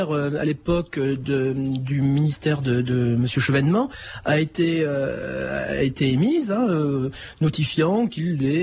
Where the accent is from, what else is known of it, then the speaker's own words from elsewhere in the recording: France; et donc dans le voyage, en tant que Français, on me chantait souvent la Marseillaise